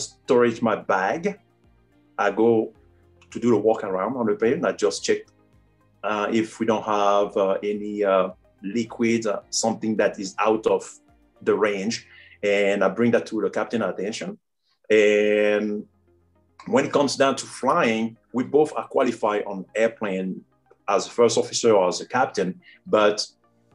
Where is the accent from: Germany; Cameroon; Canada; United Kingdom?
Cameroon; English is a second language; also born or lived in France / Florida, United States; now in United States; I grew up in a small rural area in Cameroon